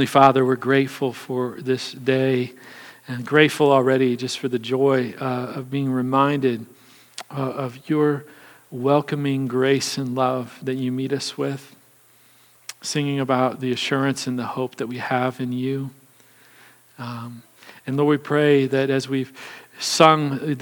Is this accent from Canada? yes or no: no; Kansas City, United States; I was born and raised in Kansas City